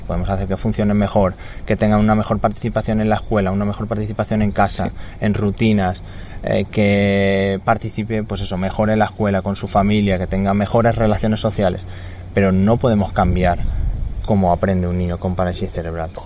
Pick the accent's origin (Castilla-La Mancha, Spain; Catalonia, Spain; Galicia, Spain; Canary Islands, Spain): Castilla-La Mancha, Spain; Talavera de la Reina; me fui a un centro de educación especial de donde yo soy, en Talavera, cerquita de mi casa